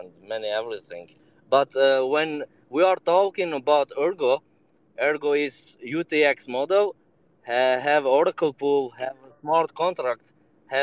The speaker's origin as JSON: {"language": "English", "country": "Serbia", "said": "I joined you from Serbia, so I am from Balkan"}